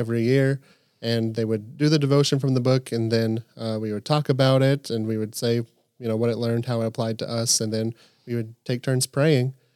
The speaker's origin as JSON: {"language": "English", "area": "Camp Nathanael", "region": "Kentucky", "country": "United States", "tie": "born or raised there", "said": "I grew up here, and so I've been pretty immersed in a Christian household"}